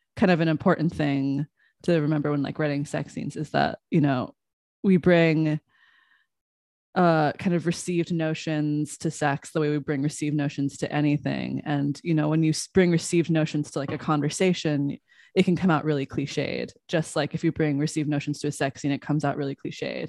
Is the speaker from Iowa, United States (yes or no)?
yes; Des Moines, Iowa, United States; I grew up in Des Moines, Iowa